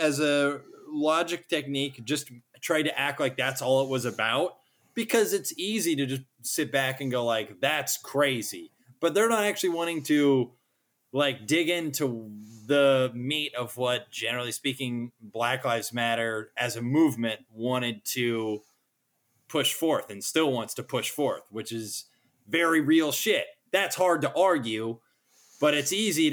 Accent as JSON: {"language": "English", "country": "United States"}